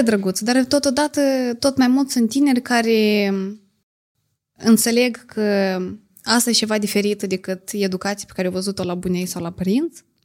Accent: a village in Edineț District, Moldova; sat Păzăbriceni, raionul Iedineț

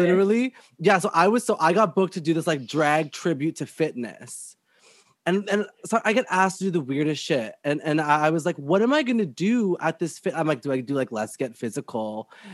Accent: Whitby, Ontario, Canada; But I grew up in Whitby, Ontario, which is like all white people everywhere

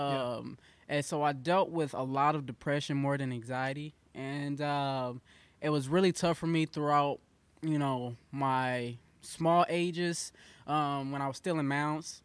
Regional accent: Mounds, Illinois, United States; now in Carbondale, United States; I was raised over in Mounds, Illinois.

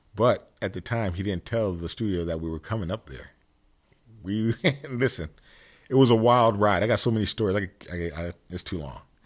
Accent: Stratford, Connecticut, United States; also born or lived in Bridgeport, Connecticut; I grew up in Connecticut. Yes, I did. Yes, I did. And, um, Bridgeport, Stratford area

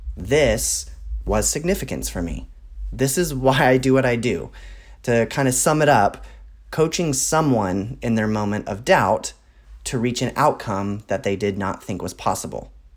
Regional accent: Texas, United States; I grew up in Texas

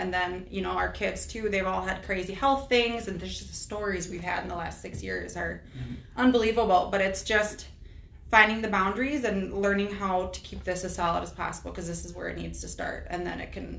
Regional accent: Carver County, Minnesota, United States; I grew up in Carver County

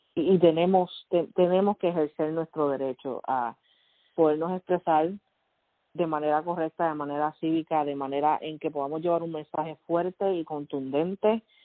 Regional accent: Puerto Rico; moved away as an adult; also born or lived in Fajardo, Puerto Rico / Luquillo, Puerto Rico; now in Kentucky, United States; nací criada en Puerto Rico, ah, mayormente en el área de Río Piedra, Guaynao, Carolina, y en este momento estoy viviendo en Kentucky

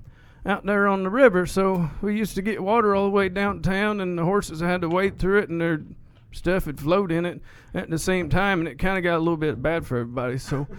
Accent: Martinsville, United States; Old town of Martinsville. It's been around for a good minute, and I didn't know if you knew that or not

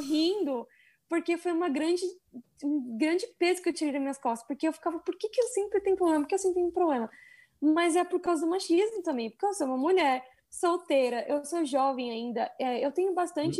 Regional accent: Brazil; moved away as an adult; also born or lived in China; now in Mexico; eu sou brasileira

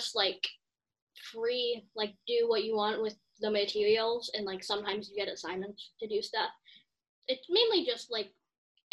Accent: Chicago, Illinois, United States; born or raised there

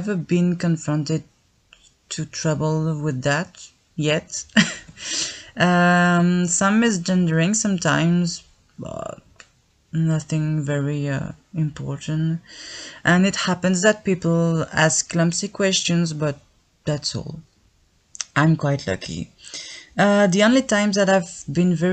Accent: Belgium; I'm from Belgium

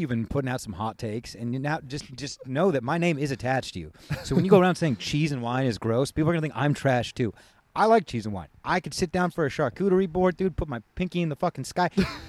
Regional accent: California, United States; moved away as an adult; also born or lived in Virginia; we grew up in California.

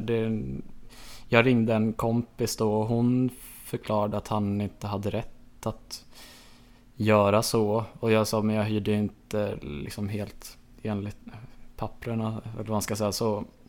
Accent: Enhörna, Stockholm County, Sweden; jag föddes på Södertälje sjukhus, ehm, växte upp i Enhörna, en liten by utanför Södertälje

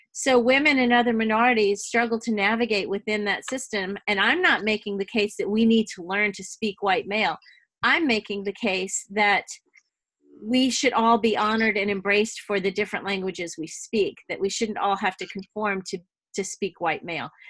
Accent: New Orleans, Louisiana, United States; now in Texas, United States; I was born in New Orleans, but we're all Southern girls now

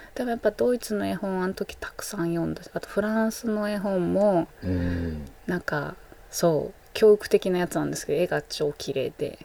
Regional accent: Hiratsuka, Kanagawa, Japan; also born or lived in Chigasaki; 私は平塚で育って、はい、藤沢にある高校に行ったんです

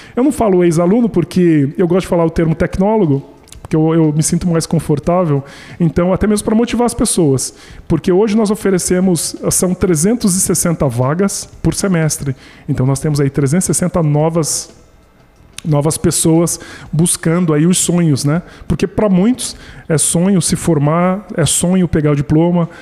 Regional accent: Brazil; eu também sou brasileiro

